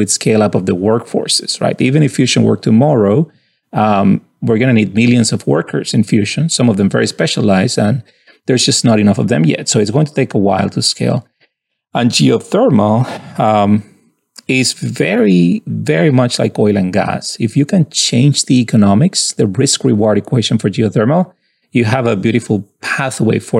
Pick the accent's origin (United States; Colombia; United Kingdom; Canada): Colombia; moved away as an adult; I'm from Colombia and I found my way into MIT as an undergrad